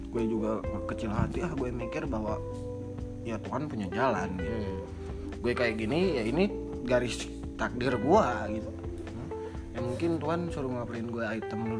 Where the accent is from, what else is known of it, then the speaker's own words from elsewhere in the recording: North Sumatra, Indonesia; accent: Batak; Logat batak gue keluarin jangan nih.